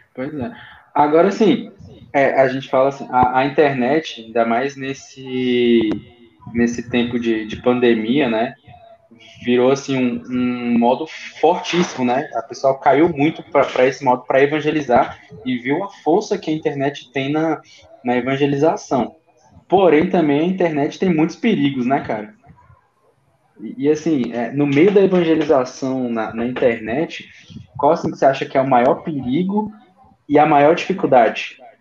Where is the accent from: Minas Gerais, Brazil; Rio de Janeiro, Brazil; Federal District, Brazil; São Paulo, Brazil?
Federal District, Brazil; Brasília; a gente é de Brasília